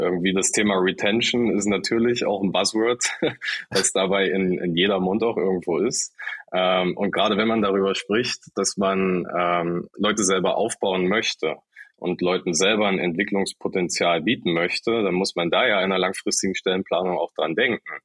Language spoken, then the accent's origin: German; Saxony-Anhalt, Germany; now in Hamburg, Germany; kein gebürtiger, sondern zugezogener Hamburger, komme aus Sachsen-Anhalt, aus dem Dörflichen ganz ursprünglich